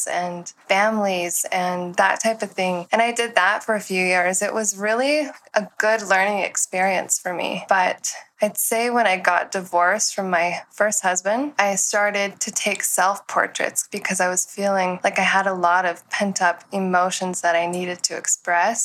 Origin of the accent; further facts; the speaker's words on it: Tennessee, United States; moved away as an adult; when I turned 20 years old, I moved west from Tennessee